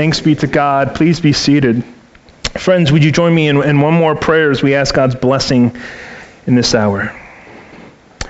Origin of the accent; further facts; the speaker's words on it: Baltimore, Maryland, United States; moved away; I'm originally from Baltimore City, where my parents for 30 years owned and operated a seafood store in a public market in the city